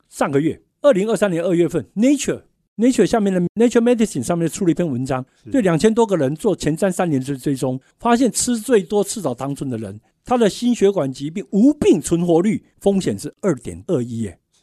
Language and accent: Chinese; Taiwan; 我们台湾人